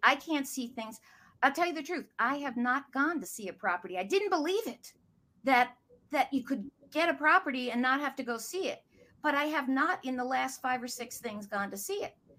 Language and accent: English; outside of New York, United States; moved away as an adult; now in Boston, United States; I grew up outside of New York, but after college came up here